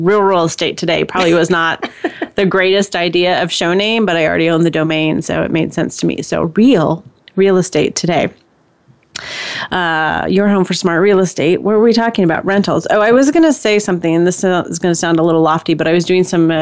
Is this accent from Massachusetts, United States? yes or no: no; California, United States; moved away; also born or lived in Texas / Indiana; I'm originally from California